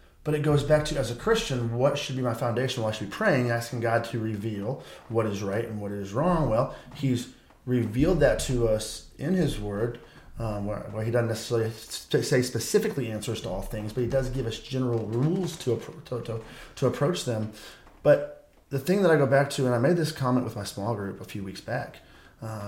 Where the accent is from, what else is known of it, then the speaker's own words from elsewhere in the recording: Michigan, United States; now in Texas, United States; I'm from Michigan and I've been back and forth a bunch this year